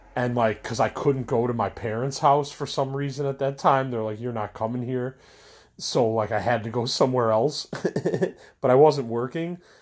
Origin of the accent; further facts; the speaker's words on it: Elmhurst, Illinois, United States; also born or lived in Maywood; I'm from Elmhurst